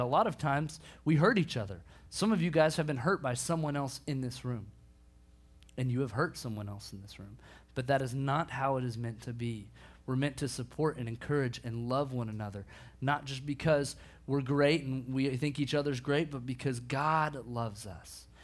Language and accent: English; Bartlesville, Oklahoma, United States; now in Dallas, United States; My hometown, Bartlesville, Oklahoma